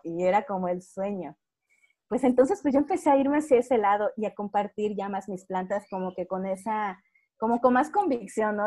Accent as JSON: {"language": "Spanish", "country": "Mexico", "said": "yo soy de México"}